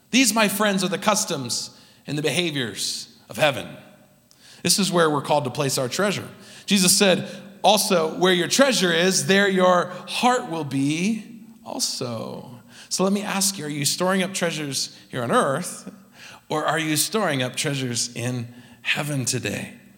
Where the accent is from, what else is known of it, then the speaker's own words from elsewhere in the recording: California, United States; now in Utah, United States; Growing up in California